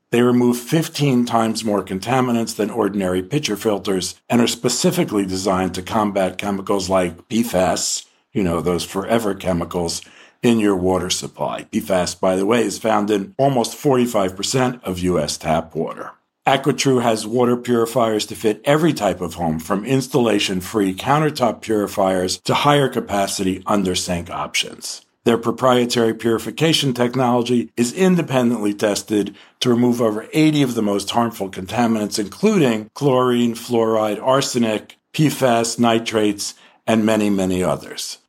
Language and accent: English; New York, United States; I grew up in New York also